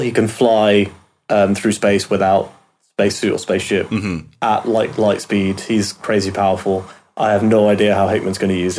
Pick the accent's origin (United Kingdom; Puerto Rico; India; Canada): United Kingdom; Obviously, being British, it's a bit of a thrill to get a character from where I'm from.